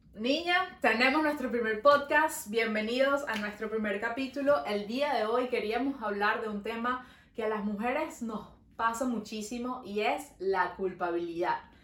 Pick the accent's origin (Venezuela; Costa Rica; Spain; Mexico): Venezuela; now in Montreal, Canada